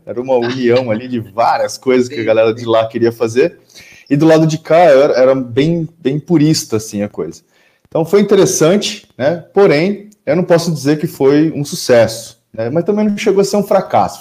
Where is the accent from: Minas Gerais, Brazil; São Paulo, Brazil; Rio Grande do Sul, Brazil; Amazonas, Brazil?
São Paulo, Brazil; Campinas; sou aqui de Campinas, interior de São Paulo